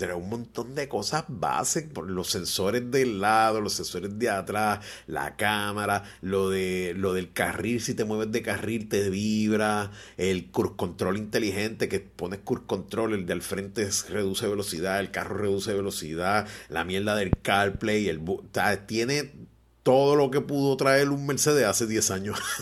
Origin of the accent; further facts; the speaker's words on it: Puerto Rico; como todo boricua inteligente